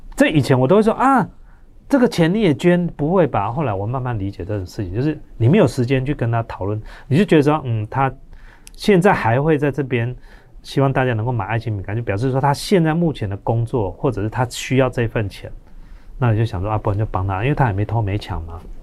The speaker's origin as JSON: {"language": "Chinese", "country": "Taiwan", "said": "我们台湾人捐钱"}